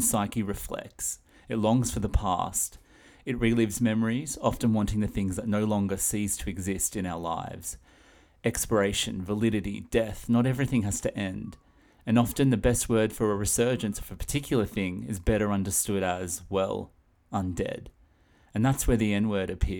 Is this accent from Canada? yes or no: no; Australia; I'm Australian, and I'm coming to you all the way from down under